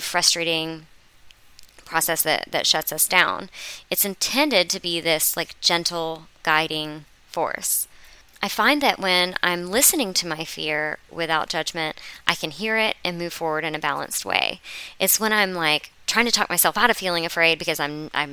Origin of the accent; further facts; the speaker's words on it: Florida, United States; I'm from Florida